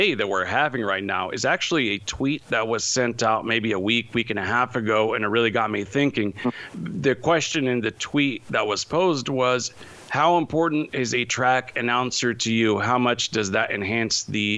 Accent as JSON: {"language": "English", "town": "Modesto", "region": "California", "country": "United States", "tie": "born or raised there", "also_born_or_lived": "San Diego / San Francisco", "said": "I'm from Modesto, which is just a few moments away from Stockton"}